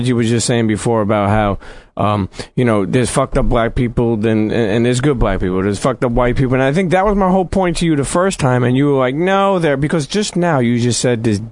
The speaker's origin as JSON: {"language": "English", "town": "New York City", "region": "New York", "country": "United States", "tie": "born or raised there", "also_born_or_lived": "Bensonhurst, Brooklyn", "said": "I grew up in Coney Island, then I moved to Bensonhurst"}